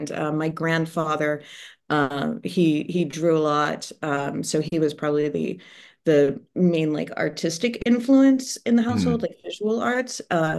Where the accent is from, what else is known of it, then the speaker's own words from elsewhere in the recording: Ohio, United States; also born or lived in Oak Park / California; I was born just outside Chicago in Oak Park. We lived in California when I was very little, and then moved to Ohio. So that's where I grew up.